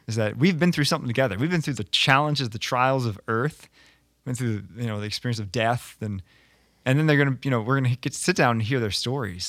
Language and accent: English; United States; we as Americans